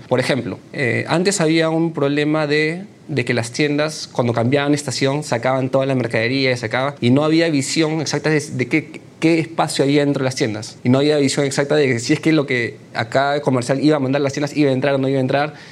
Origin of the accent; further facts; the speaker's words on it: Peru; also born or lived in China; cuando regresé a Perú